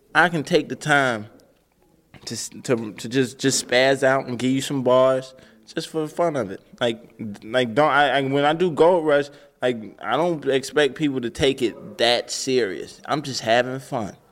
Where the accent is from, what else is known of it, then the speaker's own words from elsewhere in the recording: Atlanta, Georgia, United States; Growing up in Atlanta